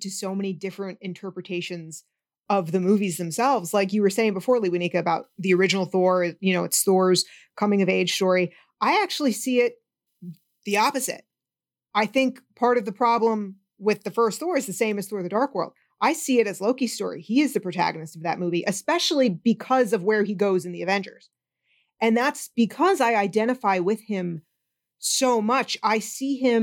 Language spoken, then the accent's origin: English; Northeast, United States; I'm from the Northeast too